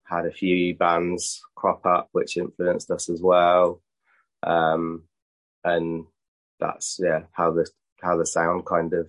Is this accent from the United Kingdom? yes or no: yes; Basingstoke, South East England, United Kingdom; my hometown, Basingstoke